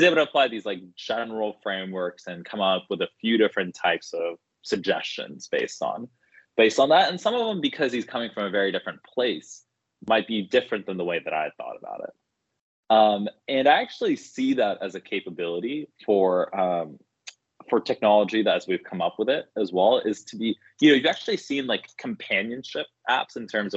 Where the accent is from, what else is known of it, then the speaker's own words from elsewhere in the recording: Bay Area, California, United States; also born or lived in Boston; I grew up in the Bay Area and then went to school in the Northeast